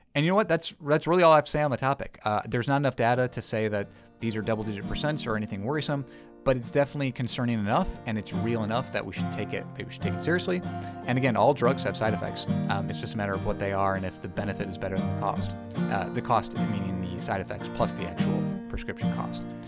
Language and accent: English; United States; as an American